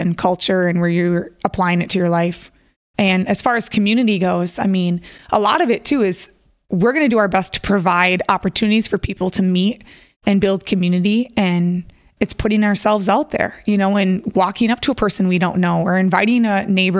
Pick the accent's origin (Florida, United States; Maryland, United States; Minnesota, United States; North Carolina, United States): Minnesota, United States; I grew up in Minnesota and I'm one of three girls